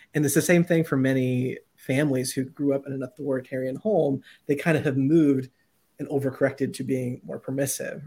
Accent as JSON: {"language": "English", "region": "Southern Ohio", "country": "United States", "said": "I'm from Southern Ohio, right? So my family, very Appalachian"}